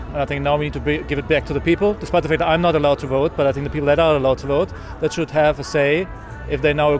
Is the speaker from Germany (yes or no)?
yes; Germany; moved away as an adult; now in United Kingdom; I'm German.